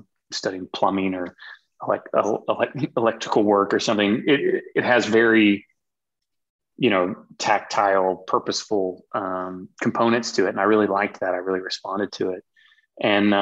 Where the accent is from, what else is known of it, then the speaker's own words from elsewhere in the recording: Arkansas, United States; also born or lived in North Carolina; as a young kid growing up in Arkansas